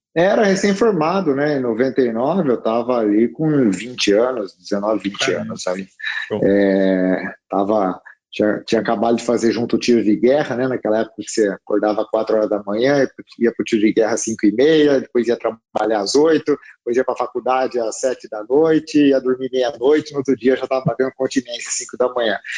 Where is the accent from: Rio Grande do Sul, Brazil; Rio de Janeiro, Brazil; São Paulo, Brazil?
São Paulo, Brazil; Piracicaba; also born or lived in Americana; eu sou de Piracicaba, na verdade, uma cidade aqui perto de Americana, né? Piracicabano